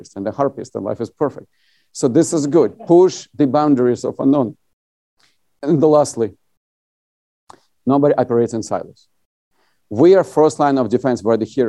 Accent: Latvia; now in United States; I'm originally from USSR. I was born in Latvia

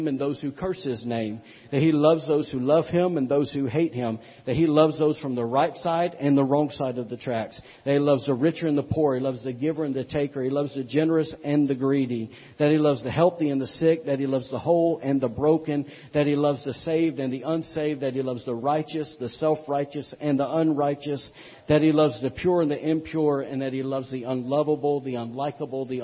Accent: Alabama, United States; moved away; also born or lived in Louisiana / North Carolina; I'm from Alabama

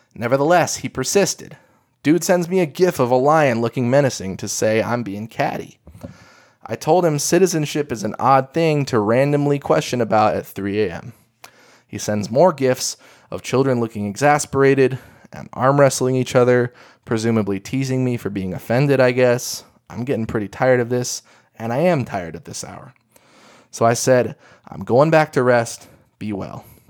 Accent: Eugene, Oregon, United States; my hometown

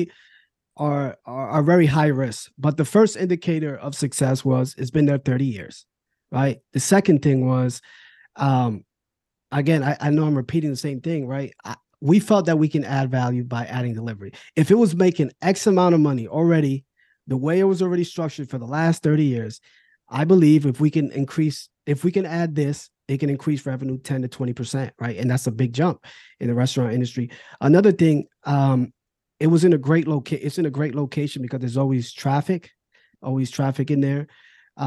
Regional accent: New Jersey, United States; moved away as an adult; also born or lived in Philadelphia; now in Virginia, United States; I'm originally from New Jersey. Then I moved to Philadelphia with my wife now.

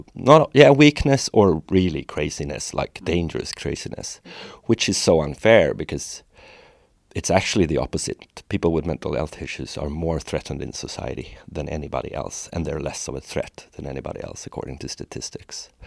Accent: Sweden; a lot of Swedes are really talented. We're good at things as a culture

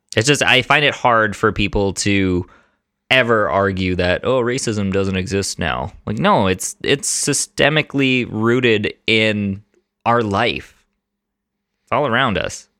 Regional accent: Canada; I'm Italian. I don't have any other ethnicities in there, um, but I was born in Canada.

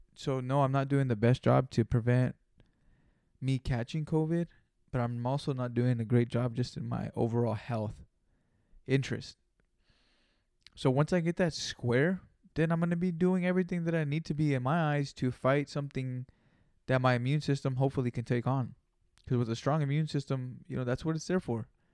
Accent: Greenfield, California, United States; I'm not from Frisco. I'm from Greenfield, California

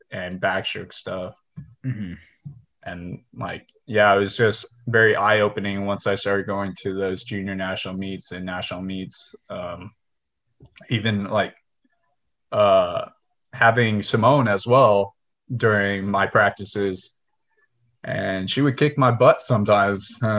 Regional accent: Houston, Texas, United States; It was rough because we had a bunch of like fast swimmers here in Houston, but then once we got uh like older and we started going to national meets, it's like oh, there's more than just Texas swimmers that are fast.

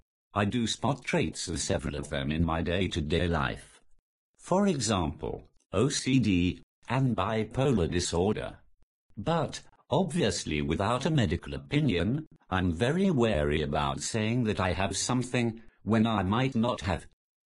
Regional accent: Newcastle upon Tyne, North East England, United Kingdom; I'm the Geordie without the accent.

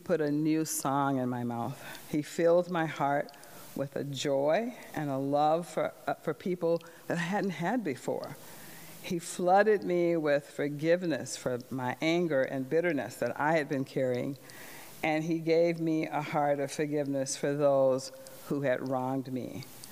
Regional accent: the South, United States; the early years of growing up in the South

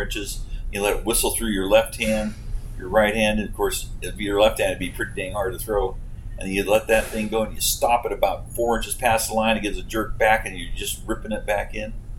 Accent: Homer, Alaska, United States; I was born in Homer, Alaska

